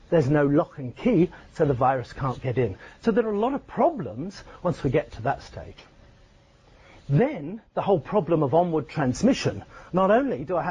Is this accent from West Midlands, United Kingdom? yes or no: no; Scotland, United Kingdom; moved away; my hometown up in Scotland.